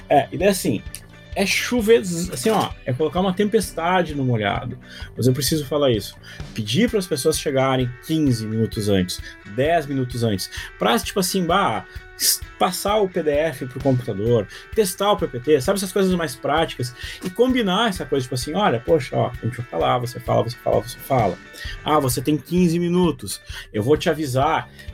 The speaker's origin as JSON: {"language": "Portuguese", "country": "Brazil", "said": "eu sou brasileiro"}